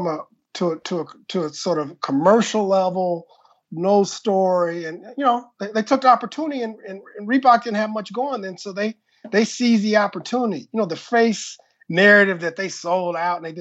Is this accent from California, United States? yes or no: yes; Compton, California, United States; also born or lived in Lynwood, California / Inland Empire, California; So I'm originally from Compton and Linwood from an LA standpoint, but I went to high school in IE